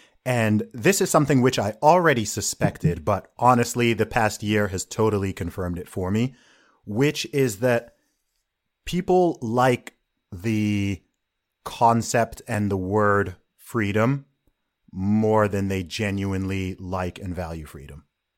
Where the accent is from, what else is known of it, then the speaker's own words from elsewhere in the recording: Saudi Arabia; even having traveled to lots of different countries and, you know, growing up in Saudi Arabia myself